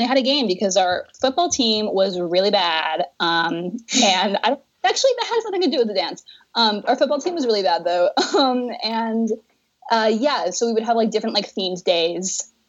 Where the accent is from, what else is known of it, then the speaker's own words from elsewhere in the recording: California, United States; I'm from California.